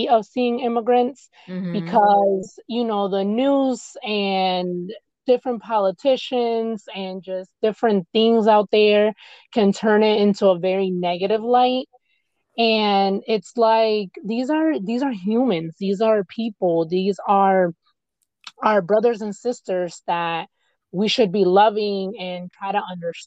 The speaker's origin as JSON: {"language": "English", "country": "United States", "tie": "born or raised there", "said": "I was born here in the United States"}